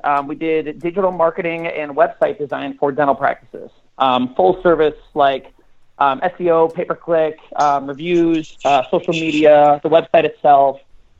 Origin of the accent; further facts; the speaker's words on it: Chicago, Illinois, United States; Chicago, south side of Chicago, yeah.